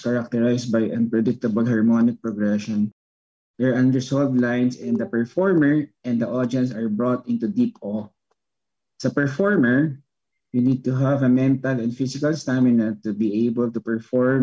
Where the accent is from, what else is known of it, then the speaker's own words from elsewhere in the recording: Philippines; as a Filipino and as a Filipino violinist